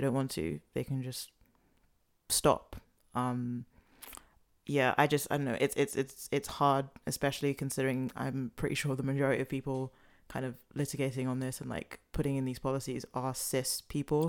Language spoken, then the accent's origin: English; London, United Kingdom; I was born in London, I was raised in London